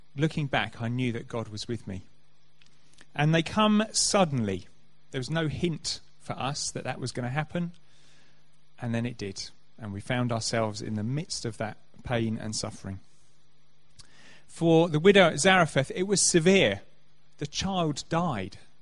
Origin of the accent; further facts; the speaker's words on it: Canterbury, South East England, United Kingdom; I grew up in Canterbury